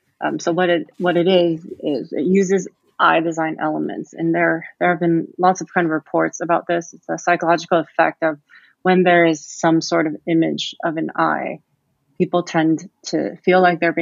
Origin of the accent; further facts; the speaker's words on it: California, United States; also born or lived in Taipei / Singapore; now in London, United Kingdom; So I am from California, but I've grown up, you know, all over the place in Taipei, back in California, and I've lived in Singapore for a few years. And I moved to London to complete my MBA